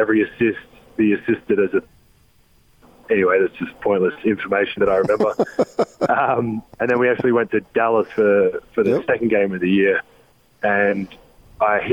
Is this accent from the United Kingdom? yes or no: no; Australia; moved away as an adult; now in United States; growing up in Australia and having Christmas in the summer of 100 plus degrees